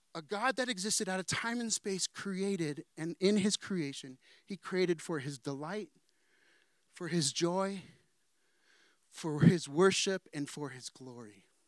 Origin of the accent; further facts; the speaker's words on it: San Diego, California, United States; also born or lived in Danville / Chula Vista; I'm from San Diego